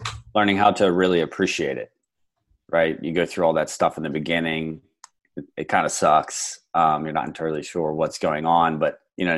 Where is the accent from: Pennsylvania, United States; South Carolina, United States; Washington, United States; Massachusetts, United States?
Pennsylvania, United States; Lancaster County; now in Phoenix, United States; I'm originally from Pennsylvania, Lancaster County, which is considered essentially farmland